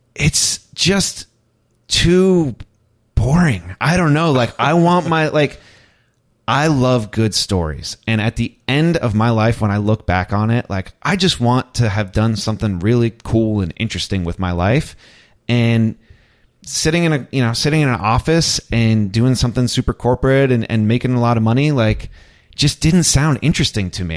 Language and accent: English; New York, United States; as a New Yorker does